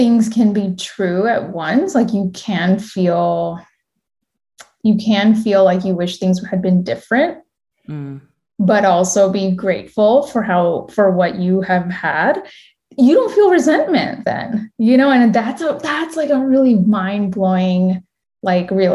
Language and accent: English; United States; also born or lived in India; I'm a first generation Indian American. I was born in India and my parents, I came here when I was four.